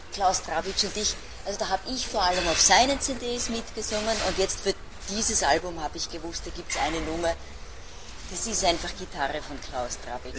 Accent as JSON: {"language": "German", "country": "Switzerland", "accent": "Swiss German", "first_language": "Swiss German", "moved": "yes"}